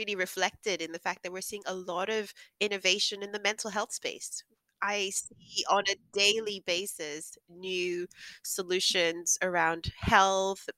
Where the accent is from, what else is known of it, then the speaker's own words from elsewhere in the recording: Nigeria; the family I grew up in Nigeria